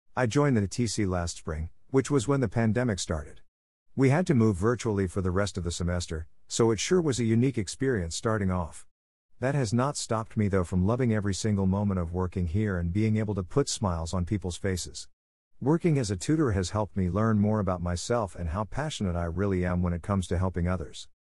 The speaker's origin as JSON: {"language": "English", "town": "Wylie", "region": "Texas", "country": "United States", "tie": "born or raised there", "also_born_or_lived": "Salinas, California", "lives_now": "Plano, United States", "said": "I was born in Salinas, California and moved over to Wiley, Texas when I was about two years old. Now I live in the Plano, Texas area"}